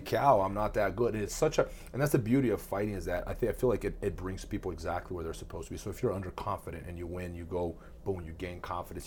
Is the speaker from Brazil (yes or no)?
yes; Brazil; moved away; I grew up in Brazil